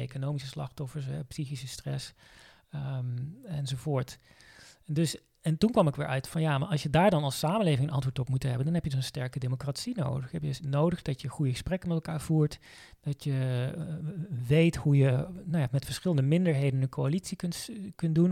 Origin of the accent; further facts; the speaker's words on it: Zeeland, Netherlands; now in Veluwe, Netherlands; als kind ben ik, eh, opgegroeid in Zeeland